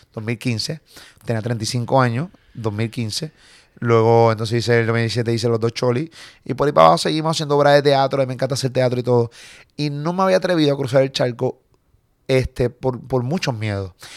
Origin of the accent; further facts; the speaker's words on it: Puerto Rico; accent: boricua; yo soy puertorriqueño.